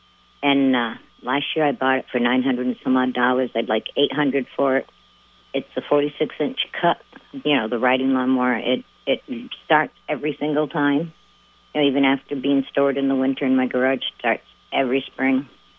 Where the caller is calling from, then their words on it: Champlain, New York, United States; also born or lived in Colchester, Vermont; I'm calling from Champlain, New York. I was going to say Colchester, Vermont, because I lived there for 73 years, and now I'm in New York.